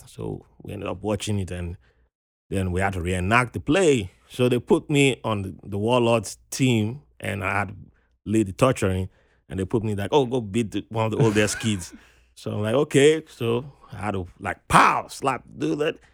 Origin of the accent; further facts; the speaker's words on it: Nigeria; moved away as an adult; also born or lived in Virginia, United States; now in New York, United States; growing up in Nigeria, you had to go cut grasses